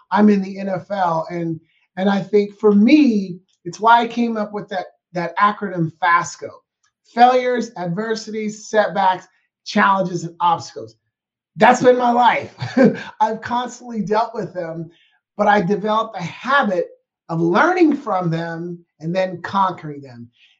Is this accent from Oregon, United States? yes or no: yes; Portland, Oregon, United States; now in Scottsdale, United States; I'm from born and raised in Portland, Oregon